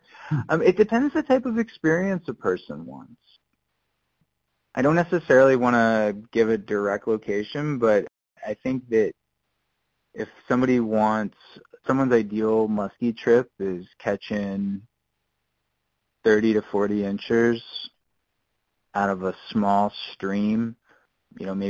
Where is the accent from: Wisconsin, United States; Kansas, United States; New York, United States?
Wisconsin, United States; I grew up in Wisconsin